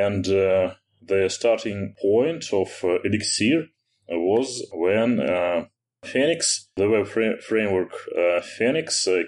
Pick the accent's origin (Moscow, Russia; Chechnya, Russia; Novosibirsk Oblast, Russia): Moscow, Russia; I'm an Elixir programmer. I'm from Russia, from Moscow.